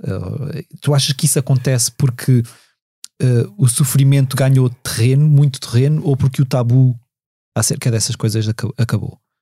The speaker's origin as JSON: {"language": "Portuguese", "region": "Lisbon", "country": "Portugal", "tie": "born or raised there", "said": "os meus pais não são de Lisboa, eu cresci em Lisboa"}